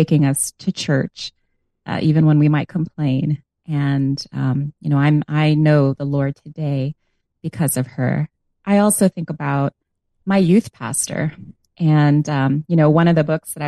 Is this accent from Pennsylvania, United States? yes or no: no; New York, United States; also born or lived in Long Island; I grew up in New York. Now, I like to clarify that I was born in New York City in the South Bronx. And then later, through a special home purchase program, my parents were able to move out to Long Island